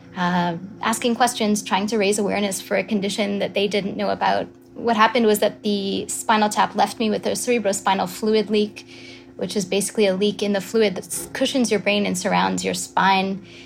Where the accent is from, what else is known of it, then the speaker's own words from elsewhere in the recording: Quebec, Canada; I'm from Quebec, as you said. I went to school in Canada, so that was McGill in Montreal